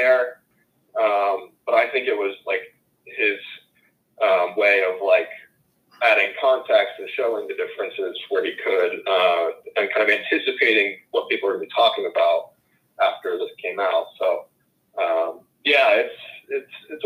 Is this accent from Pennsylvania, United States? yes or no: yes; Philadelphia, Pennsylvania, United States; when I was a kid growing up in Philadelphia